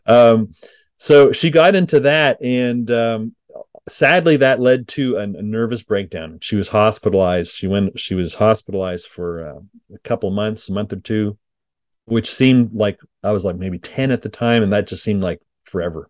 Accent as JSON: {"language": "English", "town": "Montreal", "region": "Quebec", "country": "Canada", "tie": "born or raised there", "moved": "yes", "lives_now": "Denton, United States", "said": "I grew up in Montreal, Quebec"}